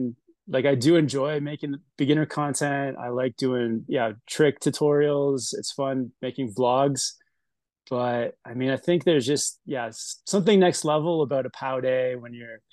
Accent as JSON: {"language": "English", "country": "Canada", "also_born_or_lived": "Whistler / Tahoe", "moved": "as an adult", "lives_now": "Salt Lake City, United States", "said": "I am Canadian"}